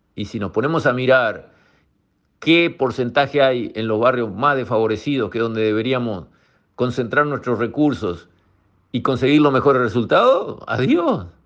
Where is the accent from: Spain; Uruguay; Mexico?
Uruguay